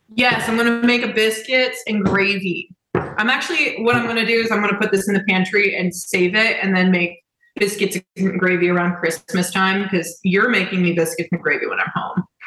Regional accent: Indianapolis, Indiana, United States; I'm from Indianapolis.

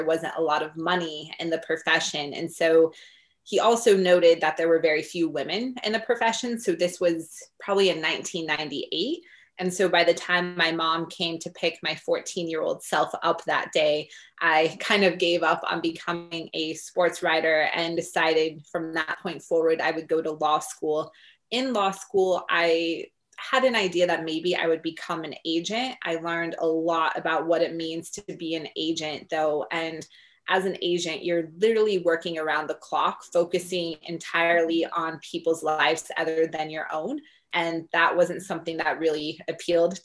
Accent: Denver, Colorado, United States; I grew up in Denver, Colorado, which is a pretty big sports town.

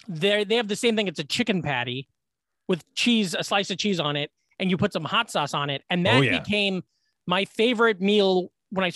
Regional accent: Glenwood, Iowa, United States; born or raised there; moved away

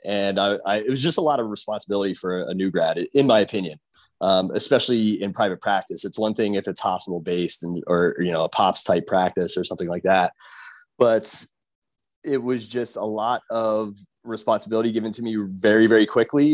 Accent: Pennsylvania, United States; moved away as an adult; now in Miami, United States; I am originally from Pennsylvania.

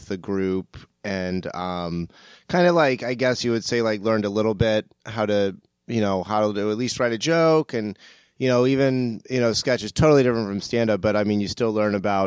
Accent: St. Augustine, Florida, United States; moved away as an adult; now in Los Angeles, United States; I grew up right outside of St. Augustine

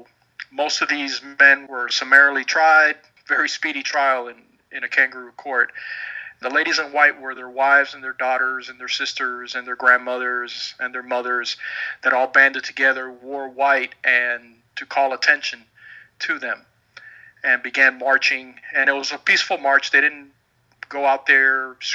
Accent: Miami, Florida, United States; first language Spanish; English is a second language; I was raised here in Miami, in Little Havana, in a Cuban household, and didn't learn English until I went to school.

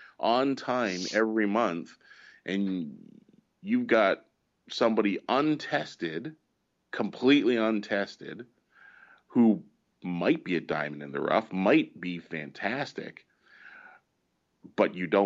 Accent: Canada; we're Canadian

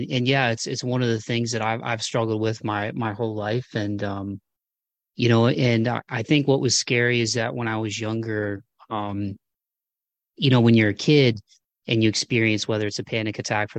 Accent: Midwest, United States; maybe it's just part of where I grew up in the Midwest, where it's just kind of like, hey, you rub some dirt on it and, you know, boys don't cry

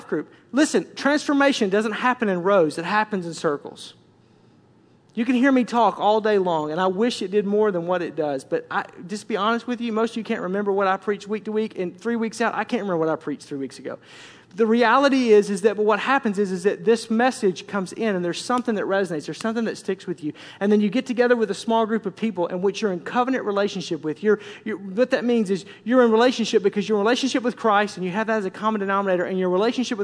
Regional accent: Tornado Alley, United States; I grew up in Tornado Alley

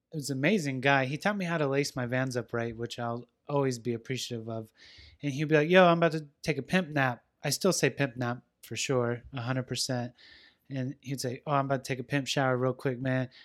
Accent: West Coast, United States; I'm from the West Coast

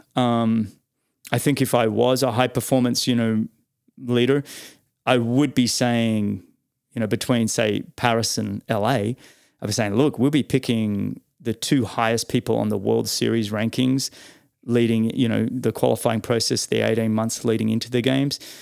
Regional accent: Australia; as an Aussie

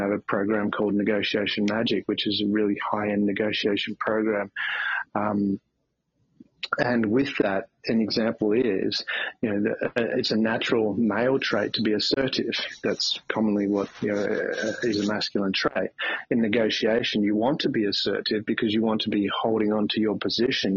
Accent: country Victoria, Australia; now in Melbourne, Australia; I'm in Melbourne, Australia at the moment. I grew up in a small country town in country Victoria

